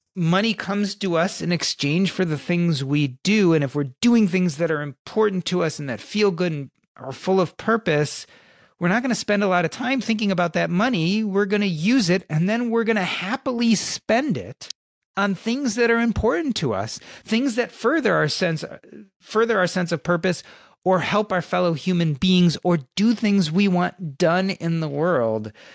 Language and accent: English; Chicago, Illinois, United States; I grew up in Chicago during the Michael Jordan era